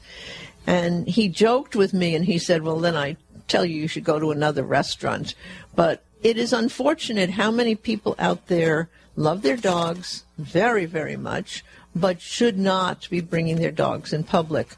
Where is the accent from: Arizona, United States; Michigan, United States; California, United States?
California, United States; Fresno; my hometown of Fresno